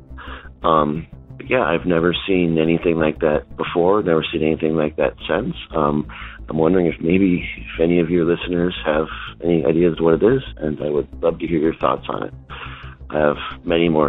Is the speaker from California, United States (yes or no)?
no; Washington, United States; I'm from Washington State